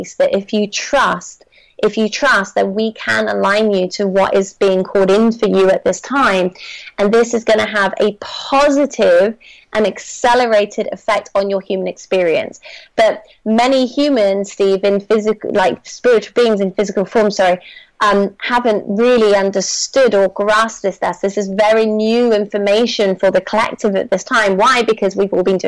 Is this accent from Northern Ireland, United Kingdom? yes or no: no; Bristol, South West England, United Kingdom; moved away as an adult; I've just recently returned to my hometown of Bristol for the summer